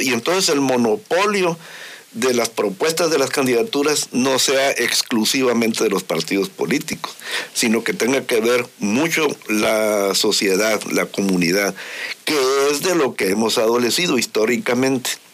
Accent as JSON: {"language": "Spanish", "country": "Mexico", "said": "Todos somos mexicanos."}